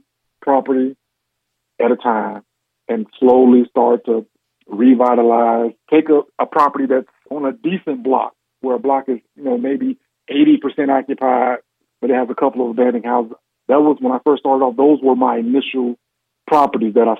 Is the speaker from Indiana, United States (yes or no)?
yes; Gary, Indiana, United States; also born or lived in West Lafayette, Indiana; Born and raised in Gary, Indiana.